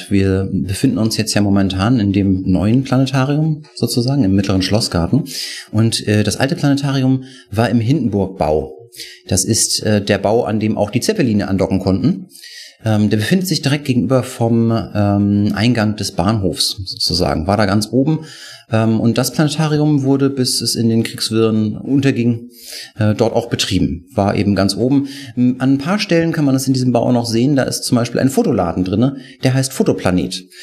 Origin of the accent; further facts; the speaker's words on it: Kiel, Schleswig-Holstein, Germany; accent: North German; Ich komme eigentlich aus Kiel. Ähm, daher versteht man mich vielleicht im Süden manchmal nicht ganz so gut, weil ich noch meinen norddeutschen Slang nicht ablegen, kann